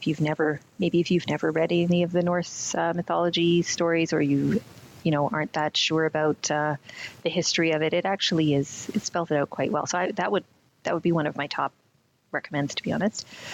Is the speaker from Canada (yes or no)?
yes; Canada; I was born in Canada, so I like to think there's something about being Canadian